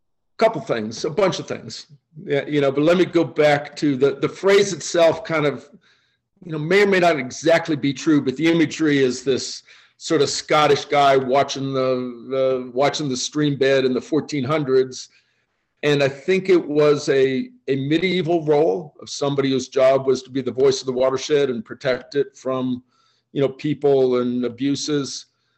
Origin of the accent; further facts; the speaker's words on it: Oakland, California, United States; born there; also born or lived in Boston / Kansas / Michigan / Illinois; Complicated story. University of Michigan in college, born in Oakland, California. My dad was an odd combination of a naval officer and a Pacific Islands anthropologist. So I bounced around, Boston, Kansas, California, Michigan, Illinois